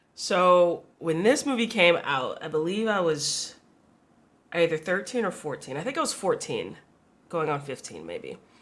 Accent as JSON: {"language": "English", "region": "the South", "country": "United States", "tie": "born or raised there", "said": "I grew up in the South"}